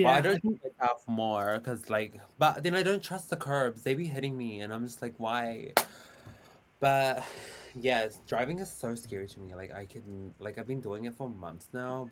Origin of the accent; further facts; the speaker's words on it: Auckland, New Zealand; I'm from Auckland, New Zealand